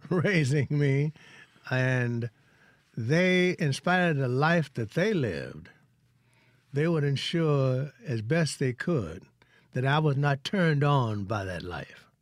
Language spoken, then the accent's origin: English; Hollandale, Mississippi, United States; moved away; also born or lived in Vicksburg, Mississippi; I'm from Hollandale